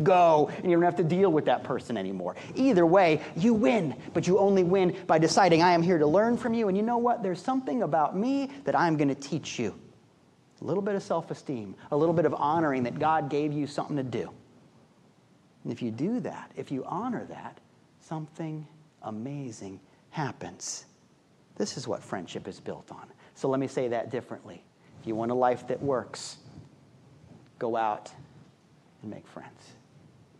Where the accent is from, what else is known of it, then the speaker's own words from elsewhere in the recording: Midwest, United States; I'm a Midwesterner at heart